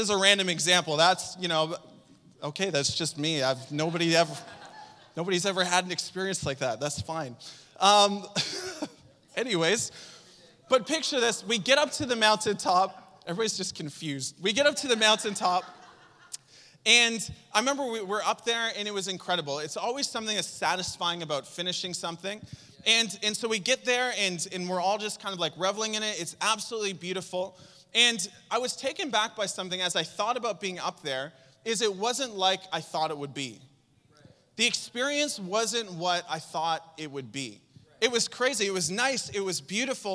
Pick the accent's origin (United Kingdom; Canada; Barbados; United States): Canada; Saint John, New Brunswick; moved away; I'm from St. John